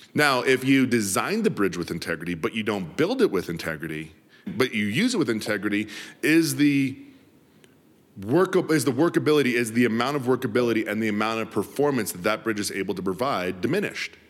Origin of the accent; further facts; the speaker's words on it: Denver, Colorado, United States; was born and raised in Denver City